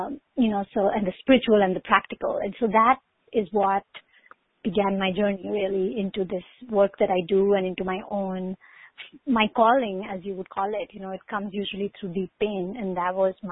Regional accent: India; I grew up in India

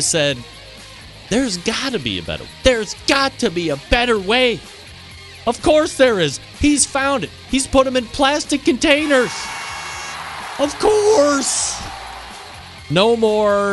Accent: Cleveland, Ohio, United States; my hometown, Cleveland Cavaliers

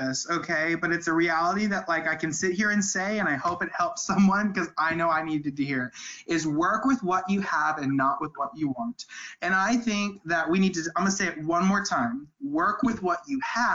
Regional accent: St. Louis, Missouri, United States; I'm from St. Louis.

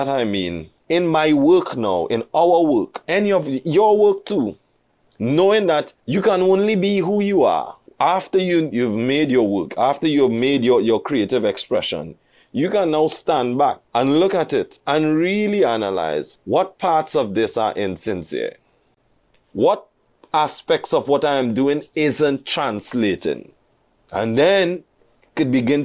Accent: Trinidad & Tobago

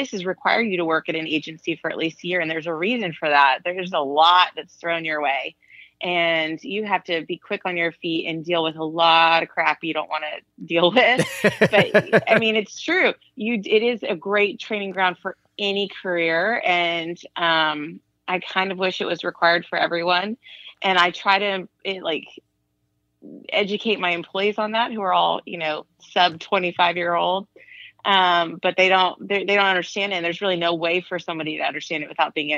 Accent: Austin, Texas, United States; moved away as an adult; also born or lived in Los Angeles, United States; now in Austin, United States; I'm from Austin. My family moved there when I was 8

